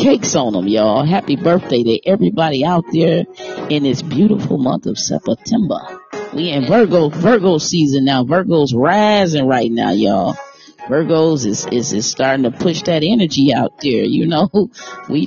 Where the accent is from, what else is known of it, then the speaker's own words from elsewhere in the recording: Detroit, Michigan, United States; I'm from Detroit